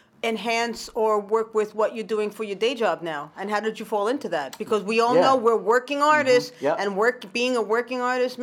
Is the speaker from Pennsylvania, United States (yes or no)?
no; Bronx, New York, United States; I grew up in the Bronx.